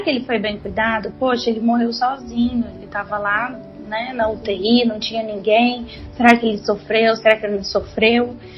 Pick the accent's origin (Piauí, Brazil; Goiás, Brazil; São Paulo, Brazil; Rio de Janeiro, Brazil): Goiás, Brazil; Goiânia; eu sou de Goiânia